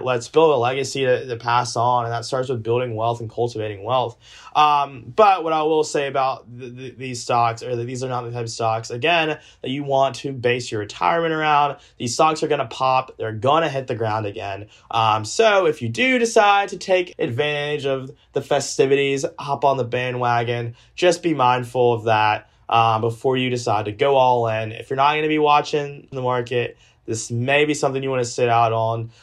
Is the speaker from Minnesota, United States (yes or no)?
no; Georgia, United States; when I was in the eighth grade, Take Georgia history